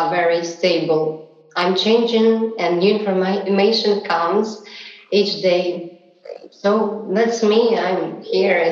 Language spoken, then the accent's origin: English; Saint Petersburg, Russia; I was born in Russia, in St. Petersburg, in the late 80s.